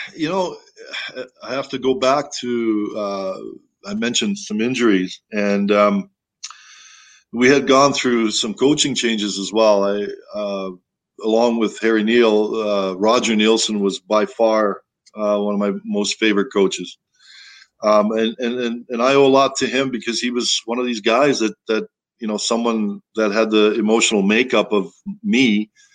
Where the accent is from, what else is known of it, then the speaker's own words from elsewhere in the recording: Toronto, Ontario, Canada; moved away; that's where I kind of grew up. You know, I, I came from Toronto